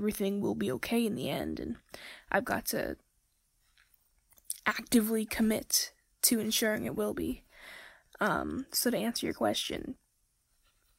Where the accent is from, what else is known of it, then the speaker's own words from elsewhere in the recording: Nova Scotia, Canada; I'm 17 years old and I'm from Nova Scotia, Canada.